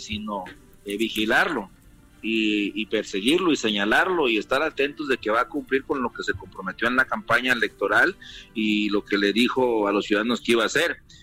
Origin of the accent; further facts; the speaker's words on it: Mexico; moved away as an adult; also born or lived in United States; Y te hablo como migrante. Yo estuve siete años de mojado en los Estados Unidos